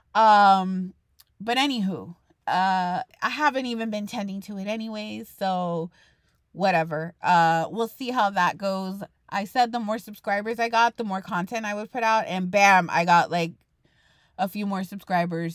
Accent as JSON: {"language": "English", "region": "Texas", "country": "United States", "said": "I'm a Texan"}